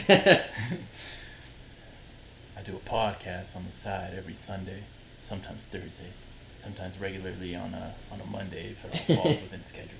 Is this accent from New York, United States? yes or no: no; Utah, United States; We're from Utah. Stay Utarded.